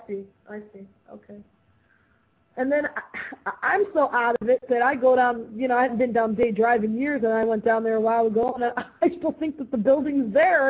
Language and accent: English; Parma, Ohio, United States; I grew up in Parma